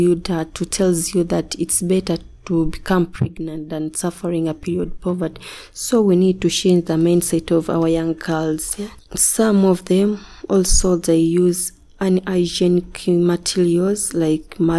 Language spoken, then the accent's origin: English; Uganda; I'm a Ugandan from Kamosha. I'm a married woman with one boy. I grew up from Tareja district with my grandma